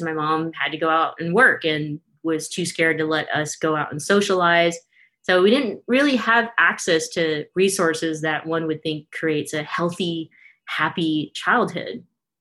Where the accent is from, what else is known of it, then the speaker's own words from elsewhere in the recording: Stockton, California, United States; I grew up in Stockton, California, so not far from Newman.